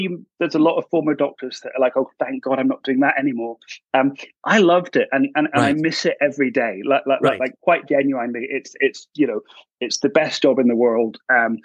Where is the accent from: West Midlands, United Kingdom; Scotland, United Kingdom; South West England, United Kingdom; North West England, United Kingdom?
Scotland, United Kingdom; Edinburgh; moved away as an adult; also born or lived in Glasgow; I'm from Edinburgh originally, and then I went to study medicine in Glasgow